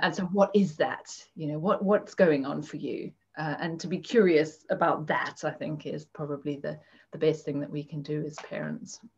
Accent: Zimbabwe; moved away as an adult; also born or lived in Cape Town, South Africa; now in United Kingdom; I grew up in Zimbabwe. Um, and I'm now living in the UK

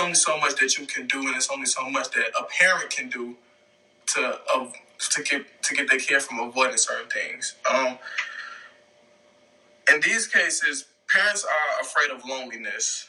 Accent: south suburbs of Chicago, Illinois, United States; I was born in Chicago, but I was raised in the south suburbs of Chicago

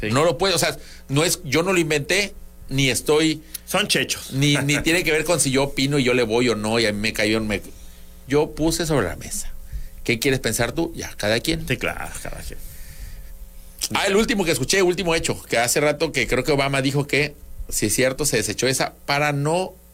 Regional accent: Tabasco, Mexico; accent: Tabasco; en siete años por fin, alguien creyó que soy de México. No puedo creerlo, gente. Es mi acento de Tabasco.

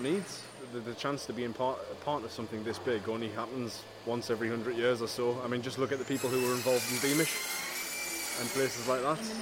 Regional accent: the other side of Durham, North East England, United Kingdom; now in Crook, United Kingdom; Originally from over the other side of Durham, but I now live um, up on the hilltops near Crook.

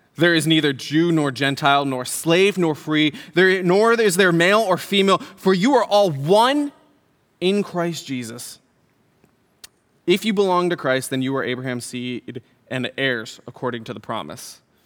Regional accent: Syracuse, New York, United States; moved away; also born or lived in Utah; I was born in Syracuse. I was born across hospital

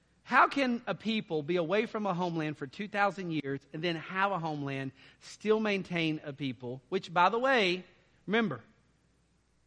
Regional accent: Texas, United States; I'm a Texan

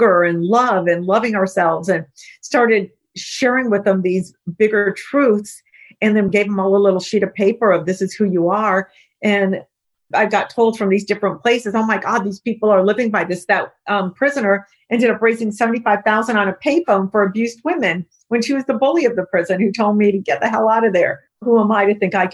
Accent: United States; I'm American

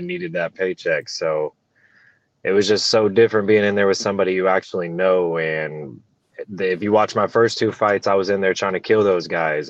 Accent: Illinois, United States; moved away as an adult; I'm originally from Illinois and I had to move back to Illinois, uh, due to I'm having another kid and that's where all my family's from.

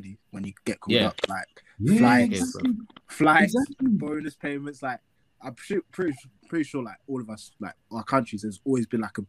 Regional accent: England, United Kingdom; I'm obviously Nigerian, born in England, like, I still kept my roots with Nigeria, through my friends.

